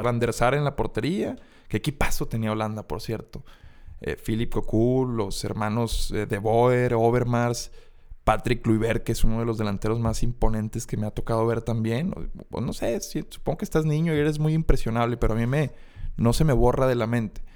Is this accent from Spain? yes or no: no; Mexico; como mexicanos